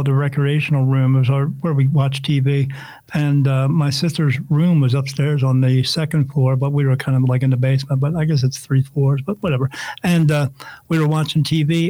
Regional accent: New Jersey, United States; I grew up in New Jersey

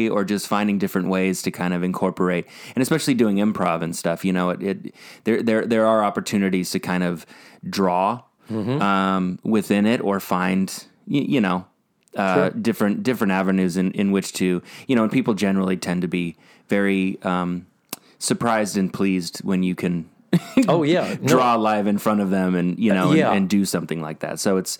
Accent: Colorado, United States; also born or lived in Omaha; I was born in Nebraska, Omaha, and then, but I was moved, somewhat against my will. I was 3 months old, to Colorado.

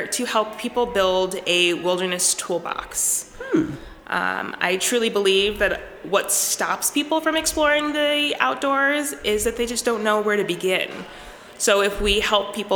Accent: East Coast, United States; moved away as an adult; now in Minnesota, United States; I grew up on the East Coast

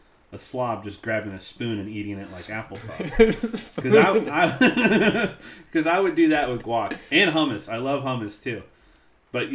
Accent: Missouri, United States; accent: Missouri; now in Southern California, United States; my Missouri accent

